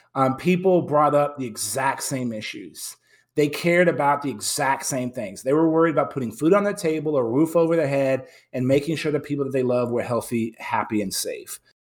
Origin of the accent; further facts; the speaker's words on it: San Antonio, Texas, United States; moved away as an adult; moved back to my hometown